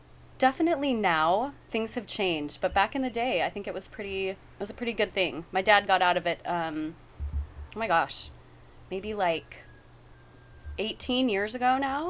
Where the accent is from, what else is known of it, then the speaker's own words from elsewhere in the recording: Richfield, Utah, United States; also born or lived in Eugene, Oregon; now in Hawaii, United States; So I'm originally from Eugene, Oregon. I moved to Richfield just after I turned 5. So I spent most of my life there.